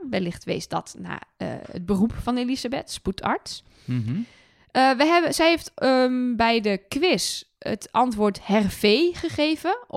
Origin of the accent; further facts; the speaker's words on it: Twente, Overijssel, Netherlands; now in Utrecht, Netherlands; ik kom uit Twente, dus ik zeg Kinepolis.